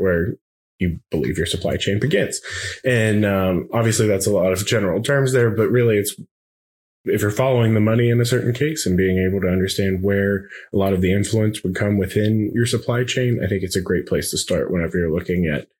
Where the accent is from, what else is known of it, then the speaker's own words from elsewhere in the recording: outside of Pittsburgh, Pennsylvania, United States; Growing up outside of Pittsburgh